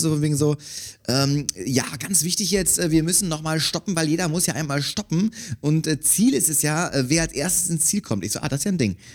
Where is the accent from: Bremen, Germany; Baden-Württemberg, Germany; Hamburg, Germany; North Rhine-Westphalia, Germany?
North Rhine-Westphalia, Germany; Cologne; Ich bin in Köln aufgewachsen